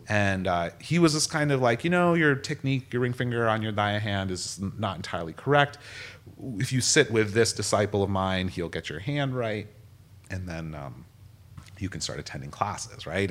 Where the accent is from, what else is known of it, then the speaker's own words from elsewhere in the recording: United States; growing up in America